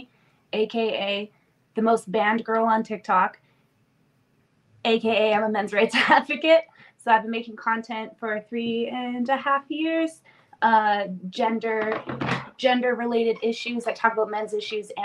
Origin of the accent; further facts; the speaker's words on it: Canada; also born or lived in Romania; I was actually born in Romania in 1997. And I spent the first 2 years of my life in an orphanage, and then I was adopted to Canada in 1999.